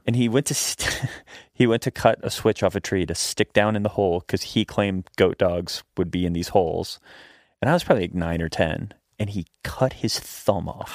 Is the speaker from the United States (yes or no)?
yes; Shenandoah Valley, Virginia, United States; I grew up in Virginia, in the Blue Ridge Mountains of Virginia, in the Shenandoah Valley.